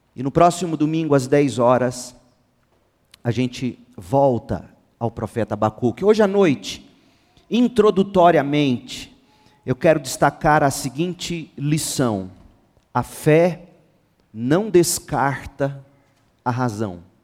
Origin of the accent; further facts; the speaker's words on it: Goiânia, Goiás, Brazil; A nossa cidade, Goiânia, é uma das que tem o maior número de evangélicos no país